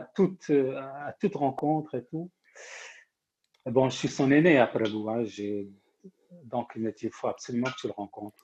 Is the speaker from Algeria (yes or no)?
no; Morocco; also born or lived in Rennes, France; now in France; je suis marocain